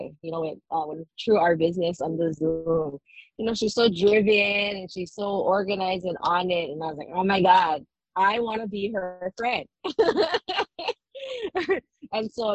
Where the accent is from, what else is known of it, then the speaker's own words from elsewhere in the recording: Molokai, Hawaii, United States; now in Kauai, United States; I am originally from Molokai, the ahupua'a of Makakupaia and Ho'olehua, but I do live on Kauai now